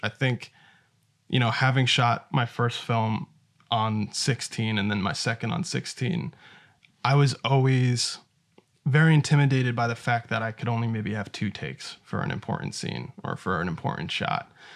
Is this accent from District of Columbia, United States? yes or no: no; New York, United States; I'm from New York